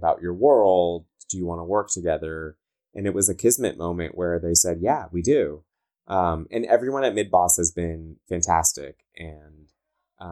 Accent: Southern California, United States; accent: Valley girl; I talk like a Valley girl. I'm from Southern California.

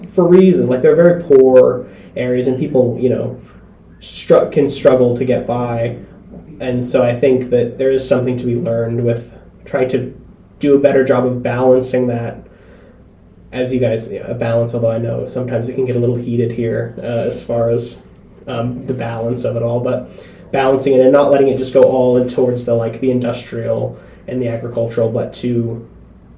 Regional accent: United States; moved away as an adult; also born or lived in Indiana; now in Tasmania, Australia; as an American

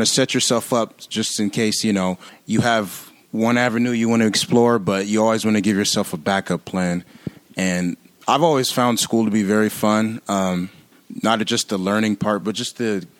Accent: San Diego, California, United States; also born or lived in Louisiana; now in St. Paul, United States; I'm from San Diego, actually, California

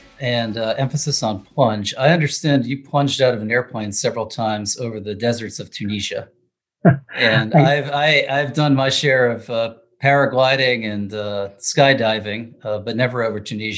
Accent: Allentown, Pennsylvania, United States; I grew up on Muhlenberg College's campus. So while my father's a rabbi, I guess I know a bit about the Lutheran Church.

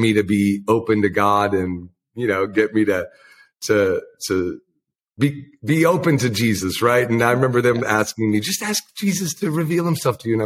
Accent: Wisconsin, United States; now in Minneapolis, United States; I'm a Wisconsinite through and through

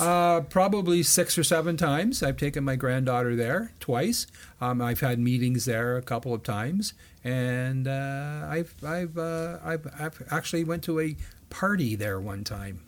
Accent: Brockville, Ontario, Canada; I grew up in Brockville

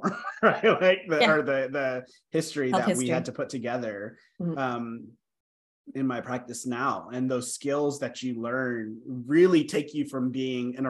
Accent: United States; moved away as an adult; now in Canada; as an American

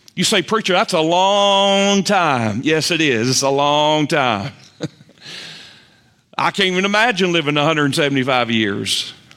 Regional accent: Lexington, North Carolina, United States; moved away; also born or lived in Raleigh, North Carolina; my hometown of Lexington.

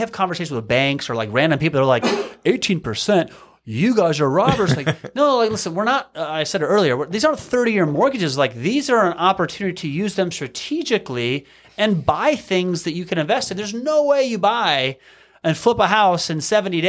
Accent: Malvern, Iowa, United States; some of us are from Malvern, but Malvern, Iowa.

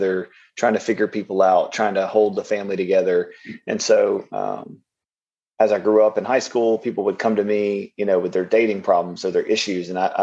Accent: Louisiana, United States; also born or lived in Los Angeles, California; Came back to Louisiana, back to my hometown or home, and ended up in Shreveport, Louisiana, which is where I'm at now

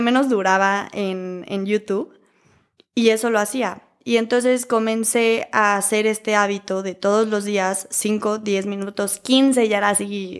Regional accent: Querétaro, Mexico; also born or lived in Philadelphia; Ya que me regreso a Querétaro, que yo soy de Querétaro

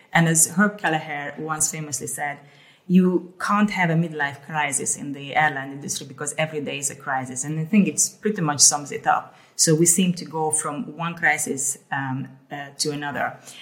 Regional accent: Hungary; also born or lived in Ukraine / Amsterdam, Netherlands; now in Haarlem, Netherlands; I grew up in Hungary and then um, I was born in the so- in Ukraine uh, in the Soviet uh, times and then we moved uh, to Hungary and back and forth

